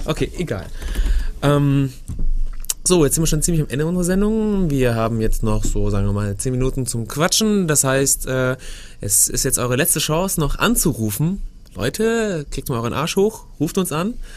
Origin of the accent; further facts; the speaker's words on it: Germany; bei uns in Deutschland